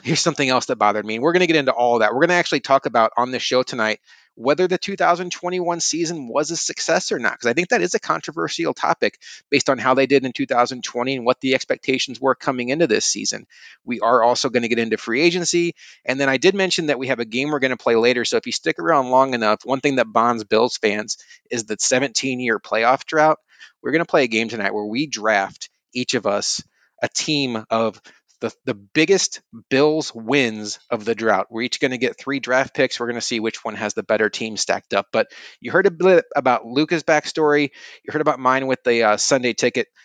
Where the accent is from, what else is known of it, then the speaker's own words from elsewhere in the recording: St. Louis, Missouri, United States; growing up in Saint Louis in the early nineties